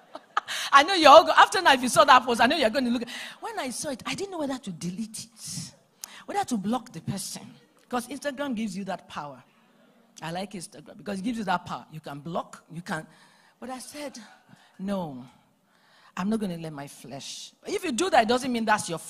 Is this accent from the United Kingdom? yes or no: no; Nigeria; now in Atlanta, United States; I come from Nigeria